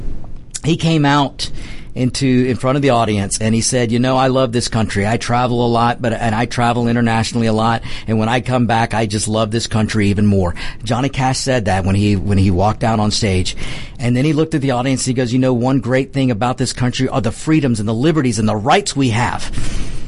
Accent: United States; I'm an American

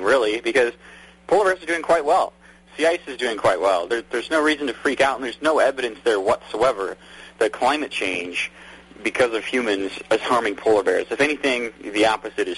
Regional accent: Montana, United States; I grew up in Montana

